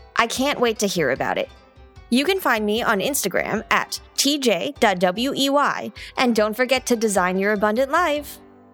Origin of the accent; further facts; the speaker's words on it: California Bay Area, United States; moved away as an adult; now in Arizona, United States; I grew up in the California Bay Area.